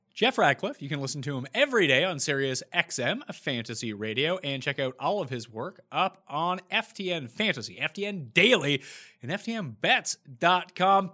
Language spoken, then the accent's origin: English; Canada; also born or lived in Toronto; as a Canadian